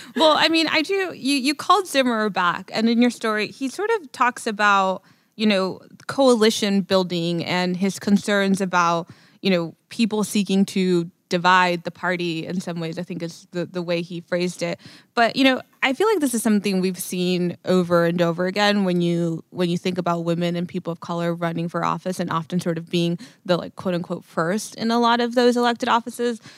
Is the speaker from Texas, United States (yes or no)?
yes; Laredo, Texas, United States; also born or lived in Austin; my hometown in Laredo